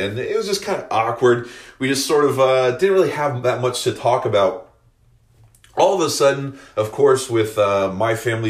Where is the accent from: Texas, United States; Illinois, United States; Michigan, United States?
Illinois, United States; Decatur; moved away as an adult; also born or lived in California; now in Arizona, United States; I'm actually from Illinois, born and raised.